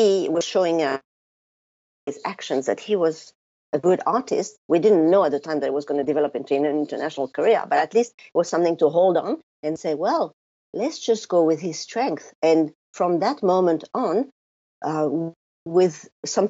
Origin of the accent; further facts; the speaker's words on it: France; now in New Zealand; the first thing that people notice about me is my funny accent. So even though I live in New Zealand now, I was born in France